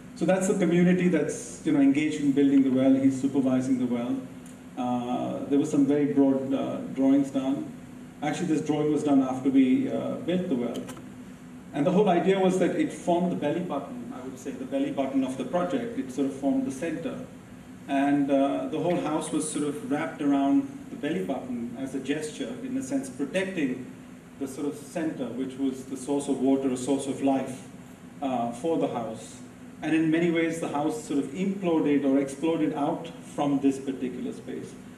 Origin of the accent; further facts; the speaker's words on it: India; I'm Indian.